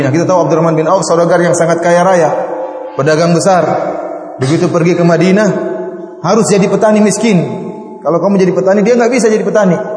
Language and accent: Indonesian; Indonesia; Istri saya orang Bugis, saya juga orang Bugis ya.